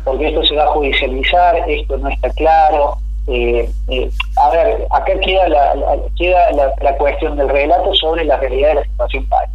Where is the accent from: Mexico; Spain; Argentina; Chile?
Argentina